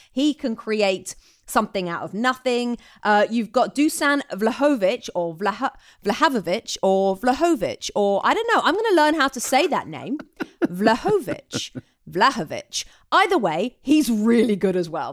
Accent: England, United Kingdom; as an English woman

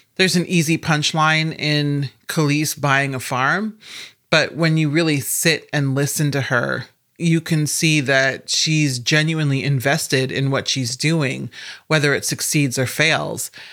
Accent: Omaha, Nebraska, United States; I'm also from Omaha, Nebraska.

